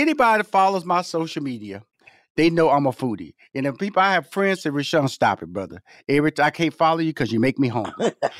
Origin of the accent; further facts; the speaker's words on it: Houston, Texas, United States; Born and raised in Houston, Texas. So I am a country boy.